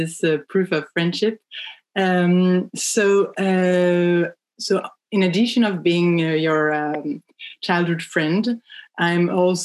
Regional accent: France; accent: French; English is a second language; moved away as an adult; now in United States; I come from France, as you can tell with my accent

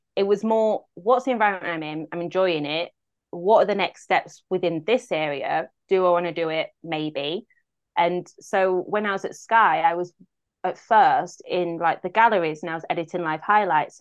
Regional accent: Grimsby, Yorkshire and the Humber, United Kingdom; born or raised there; moved away

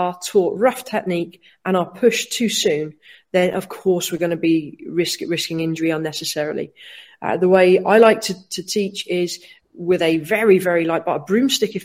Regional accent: Cornwall, South West England, United Kingdom; moved away as an adult; also born or lived in Watford, England; now in Wales, United Kingdom; Born and bred in Watford, lived there for 9 years, Cornwall for 9 years, and moved to Wales in 2012.

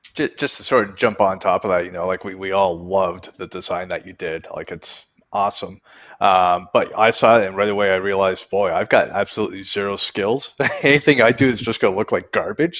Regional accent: Canada; I'm from Canada

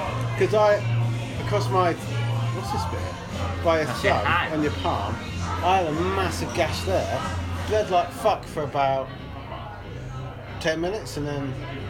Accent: Luton, East of England, United Kingdom; No, I'm from Luton

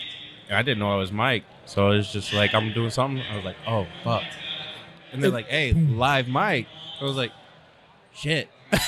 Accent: Charlotte, North Carolina, United States; Charlotte, North Carolina.

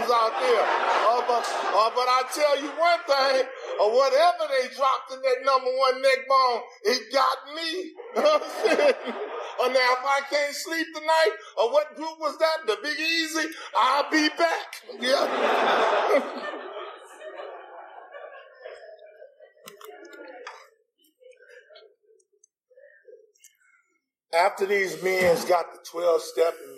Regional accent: Los Angeles, California, United States; I'm a gangbanger from Los Angeles

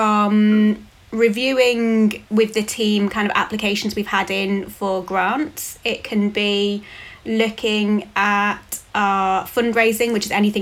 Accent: United Kingdom; saw this job, which was in my hometown

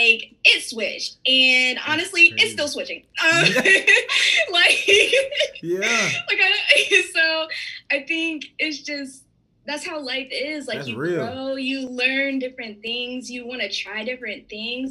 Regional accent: Raleigh, North Carolina, United States; I was raised in North Carolina, so Raleigh area. Shout out to Garner.

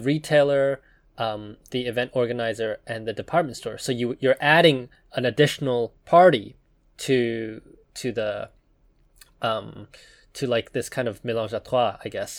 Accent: Taiwan; I was born in Taiwan

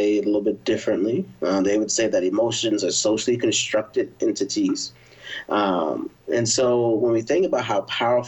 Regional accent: Philadelphia, Pennsylvania, United States; now in Austin, United States; I'm originally from Philadelphia, Northeast in the building

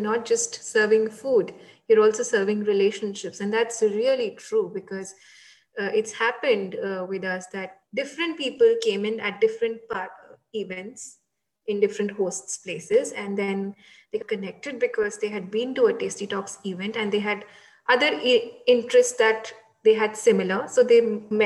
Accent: India; now in Netherlands; because I am Indian and I have friends back in India and a huge circle back in India.

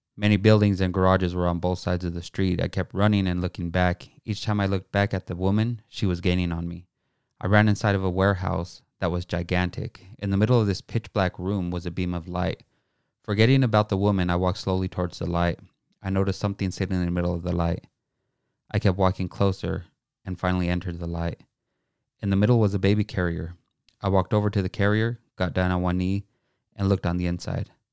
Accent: Pueblo, Colorado, United States; I grew up on East thirteenth and Pueblo, Colorado

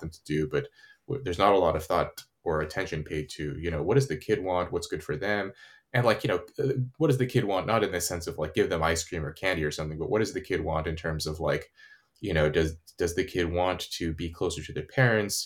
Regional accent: California, United States; where I grew up in California

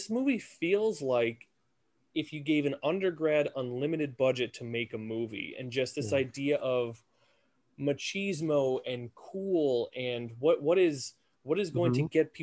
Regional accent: United States; we, as American culture

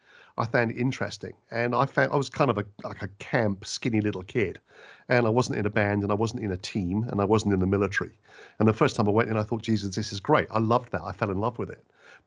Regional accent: Oxford, South East England, United Kingdom; accent: West Country; also born or lived in West Country / United States; I was born in the West Country, so I have a farmer's accent, a bit like sounding maybe Tennessee to you. And then I moved when I was quite young to Oxford, which is like Boston.

